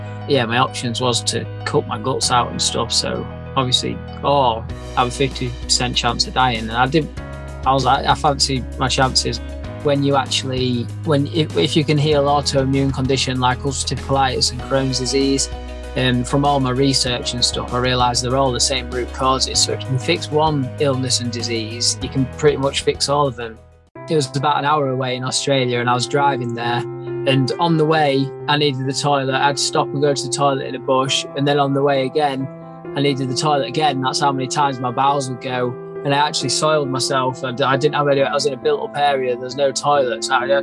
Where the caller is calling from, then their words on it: Brigg, Yorkshire and the Humber, United Kingdom; Calling from just near Brigg, North Lincolnshire. I'm just on the farm at the moment.